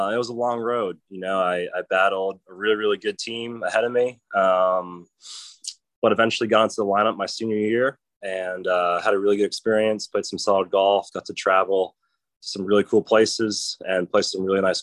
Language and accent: English; Providence, Rhode Island, United States; I was raised in Providence, Rhode Island